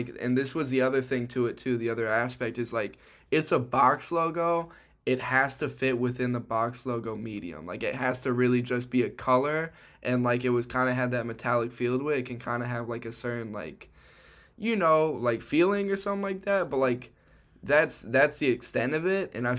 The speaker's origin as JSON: {"language": "English", "town": "Chicago", "region": "Illinois", "country": "United States", "tie": "born or raised there", "said": "Me and Caleb were born and raised in Chicago"}